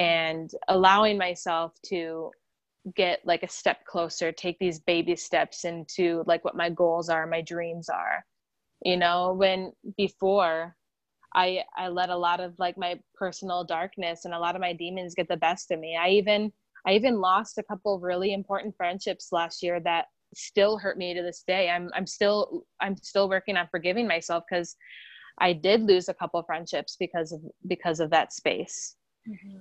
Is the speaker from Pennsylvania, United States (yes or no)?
no; South Dakota, United States; moved away as an adult; also born or lived in Minnesota; now in Los Angeles, United States; I'm from South Dakota